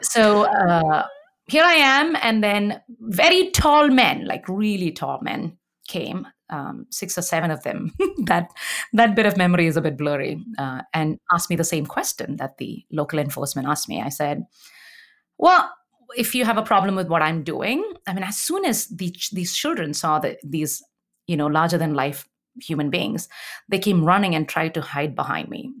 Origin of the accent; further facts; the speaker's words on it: India; English is a second language; moved away as an adult; now in Canada; I wear a bindi to indicate my culture as an Indian